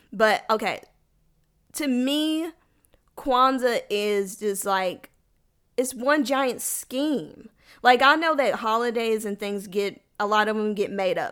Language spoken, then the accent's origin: English; United States; I'm a black American, and I'm not angry about being American.